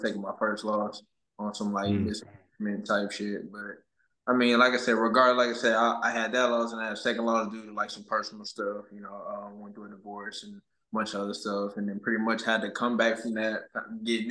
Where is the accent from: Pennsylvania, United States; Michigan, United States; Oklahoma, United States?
Oklahoma, United States; I come from Oklahoma, you know, it was really just me and my dad